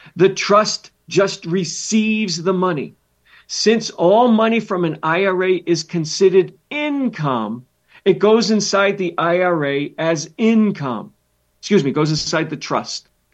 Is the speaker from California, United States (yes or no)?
no; Massachusetts, United States; moved away; I grew up in Massachusetts.